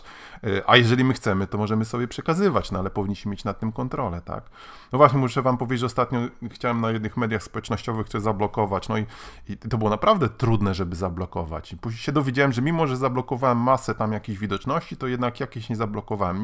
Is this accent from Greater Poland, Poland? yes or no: no; Gdańsk, Pomeranian Voivodeship, Poland; jestem z Gdańska